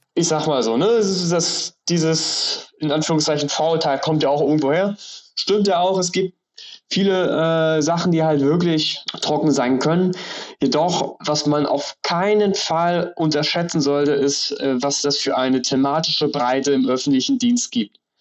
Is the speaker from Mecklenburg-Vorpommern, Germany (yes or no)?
yes; Rostock area, Mecklenburg-Vorpommern, Germany; Ich bin in Rostock geboren, im Umland aufgewachsen und wohne jetzt auch in Rostock.